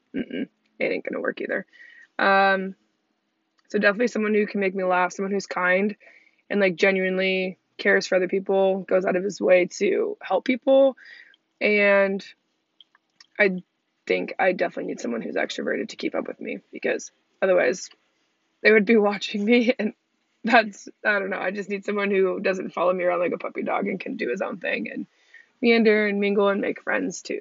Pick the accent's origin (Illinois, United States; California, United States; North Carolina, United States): California, United States; Redondo Beach; moved away as an adult; I'm originally from Redondo Beach, California